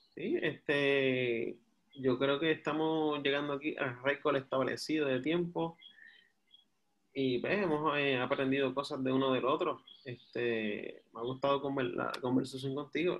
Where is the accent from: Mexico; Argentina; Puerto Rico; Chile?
Puerto Rico; Guaynabo; yo soy del campo de Guaynabo, me gustaría vivir donde yo me crié